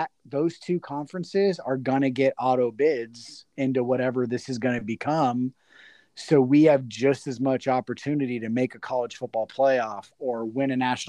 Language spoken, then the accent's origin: English; Las Vegas, Nevada, United States; I'm from Vegas